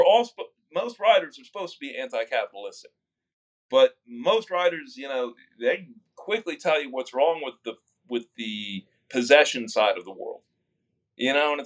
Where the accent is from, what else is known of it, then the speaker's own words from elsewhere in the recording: South Texas, United States; I'm from South Texas, which is, you know, it's an optimistic place